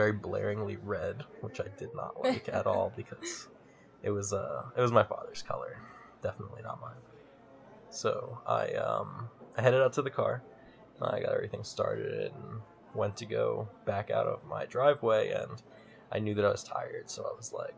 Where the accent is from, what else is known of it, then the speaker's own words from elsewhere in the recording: Trenton, New Jersey, United States; I grew up in Trenton, New Jersey